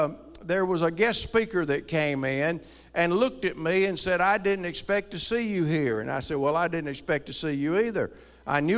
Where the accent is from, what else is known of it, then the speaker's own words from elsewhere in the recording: rural Alabama, United States; moved away; also born or lived in Ohio; I grew up in rural Alabama.